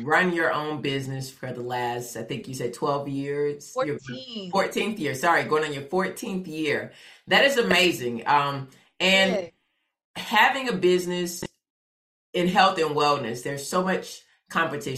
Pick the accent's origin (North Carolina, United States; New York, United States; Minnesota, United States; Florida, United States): Florida, United States; Fort Lauderdale; moved away; I grew up in Fort Lauderdale